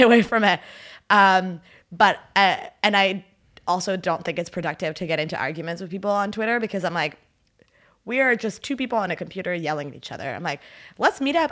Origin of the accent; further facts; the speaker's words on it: Ottawa, Ontario, Canada; first language French; English is a second language; also born or lived in Haiti; je viens d'Ottawa